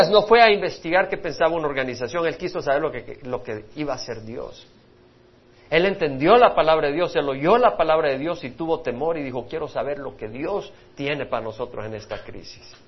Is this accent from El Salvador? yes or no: yes; El Salvador; moved away; Nunca se me olvida cuando yo salí de la guerra civil de Salvador, mi hermano también, hemos salido de la guerra civil